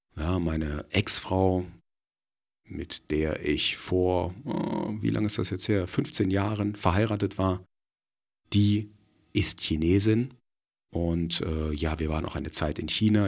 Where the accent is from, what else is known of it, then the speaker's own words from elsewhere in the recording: Germany; wir als Deutsche